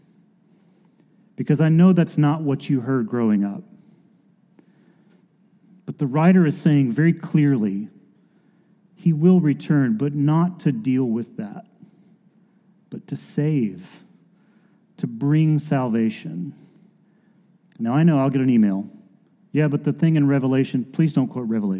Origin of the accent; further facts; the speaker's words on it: United States; as an American and growing up in and around churches like